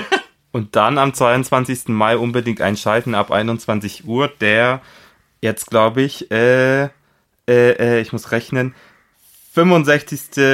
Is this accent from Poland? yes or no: yes; Poland; moved away; aus meinem Heimatland Polen